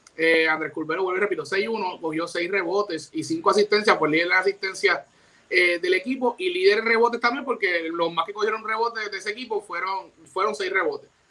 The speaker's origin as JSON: {"language": "Spanish", "country": "Puerto Rico", "said": "como puertorriqueño"}